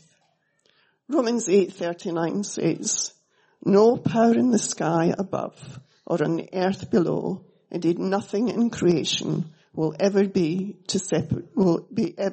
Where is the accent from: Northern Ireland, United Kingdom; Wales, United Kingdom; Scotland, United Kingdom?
Scotland, United Kingdom; moved away as an adult; also born or lived in Melbourne, Australia; now in Australia; I was brought up in Scotland, as you can hear